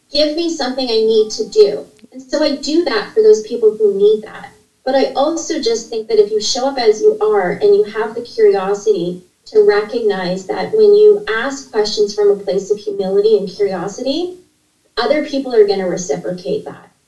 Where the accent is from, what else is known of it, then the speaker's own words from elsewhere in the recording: Ontario, Canada; I was born in a small uh, town in uh, Ontario. I'm from Canada and to a single mom, and I'm an only child. And my mom was, we didn't have a lot of money. In fact, we grew up in a low income part of the city